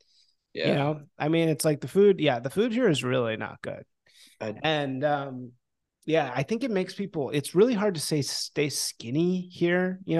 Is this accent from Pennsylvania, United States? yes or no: no; Chicago, Illinois, United States; now in California, United States; I remember growing up in Chicago